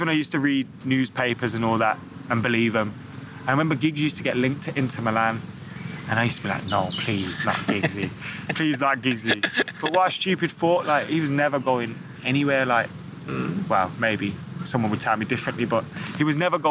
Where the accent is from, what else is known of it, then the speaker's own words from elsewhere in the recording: Lascelles, England, United Kingdom; growing up in Lascelles